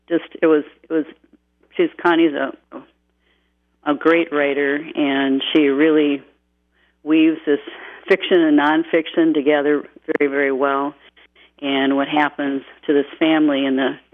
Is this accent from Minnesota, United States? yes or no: yes; Buffalo, Minnesota, United States; our home, Wright County, and she was from Monticello, and I'm from Buffalo